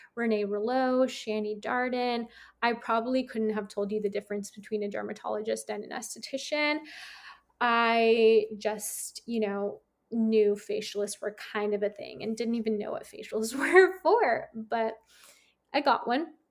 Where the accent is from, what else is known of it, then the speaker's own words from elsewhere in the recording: San Francisco, California, United States; moved away; I'm from San Francisco